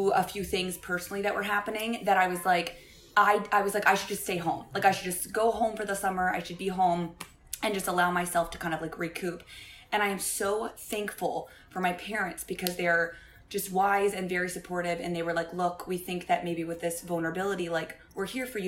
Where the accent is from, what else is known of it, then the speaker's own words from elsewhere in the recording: Fairfax, Virginia, United States; moved away as an adult; also born or lived in Baltimore, Maryland; now in New York, United States; grew up in Fairfax, Northern Virginia.